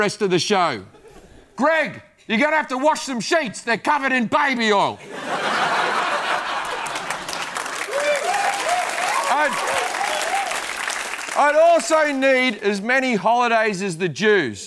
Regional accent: Australia; I'm Australian

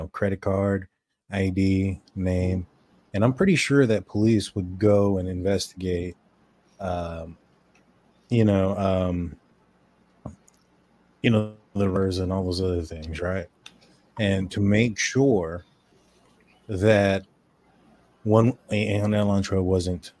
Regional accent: Texas, United States; We're from Texas

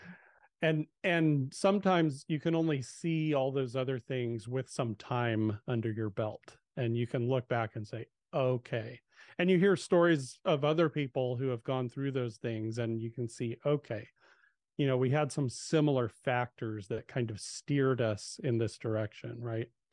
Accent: Southern California, United States; I, I grew up in Southern California

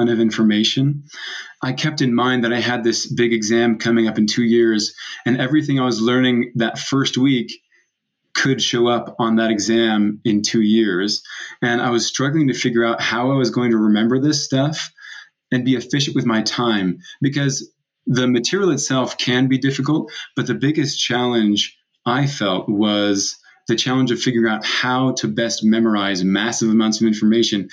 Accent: San Diego, California, United States; moved away as an adult; also born or lived in Provo, Utah / Mozambique; now in Utah, United States; I grew up in San Diego and surfed as much as I could throughout those years.

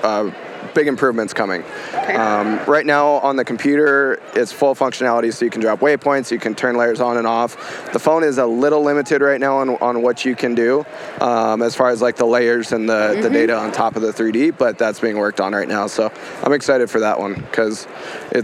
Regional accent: Montana, United States; I was born and raised in Montana

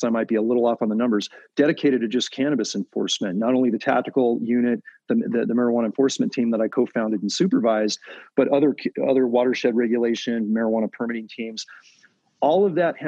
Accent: Silicon Valley, California, United States; my hometown area of Silicon Valley

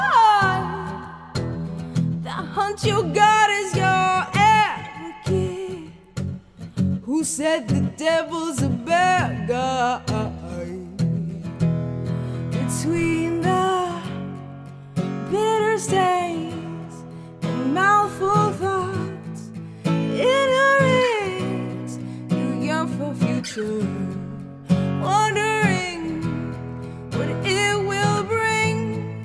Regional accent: Northeast, United States; now in Nashville, United States; Yeah, so we're all from the Northeast.

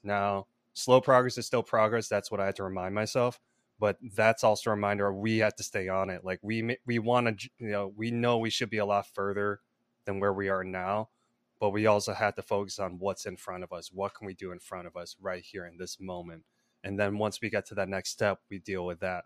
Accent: Palatine, Illinois, United States; now in Los Angeles, United States; I grew up in Palatine, Illinois, which is a northwest suburb of Chicago

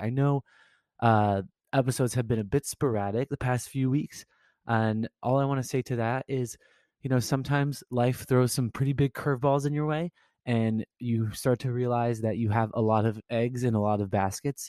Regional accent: California, United States; moved away as an adult; also born or lived in Woburn, Massachusetts; I lived in Woburn, Massachusetts, and I'm originally from California

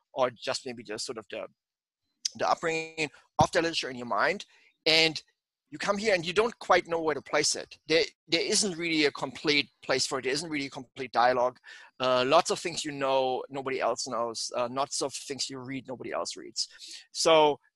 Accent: Germany; first language German; English is a second language; moved away as an adult; now in United States; I'm from Germany, and that means in one sense I'm from Europe

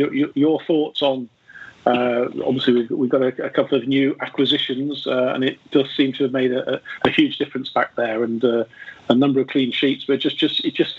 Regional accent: Northampton, East Midlands, United Kingdom; when we were small boys, we growing up in Northampton, we lived next door but one to each other

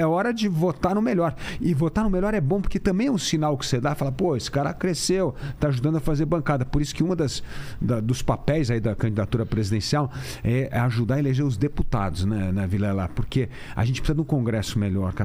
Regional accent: São Paulo, Brazil; eu sou aqui de São Paulo mesmo

